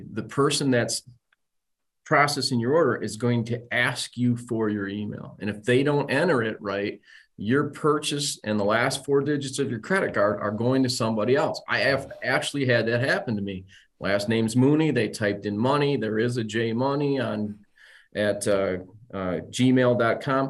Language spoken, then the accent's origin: English; Saginaw, Michigan, United States; also born or lived in Detroit; I was born in Detroit, raised in Saginaw